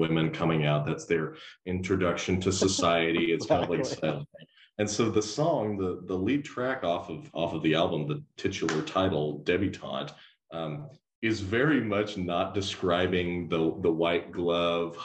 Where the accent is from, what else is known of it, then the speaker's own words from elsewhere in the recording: Fort Smith, Arkansas, United States; moved away as an adult; also born or lived in Dallas, Texas; now in Waco, United States; I grew up in Fort Smith, Arkansas